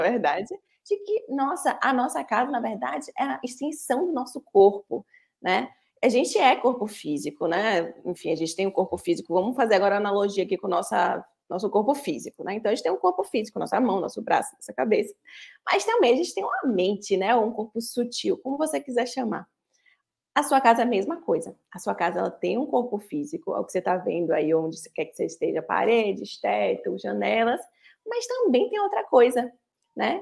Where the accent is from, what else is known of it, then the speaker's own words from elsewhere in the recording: Bahia, Brazil; sou da Bahia